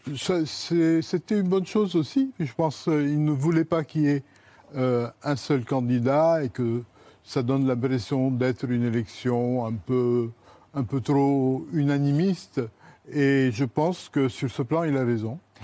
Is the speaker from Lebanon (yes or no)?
yes; Lebanon; now in France; l'invité levantin que je suis